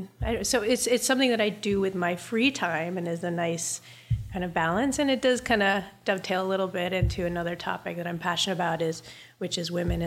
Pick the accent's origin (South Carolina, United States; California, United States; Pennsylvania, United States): South Carolina, United States; Charleston; also born or lived in New Jersey; I grew up between Charleston, South Carolina, and northern New Jersey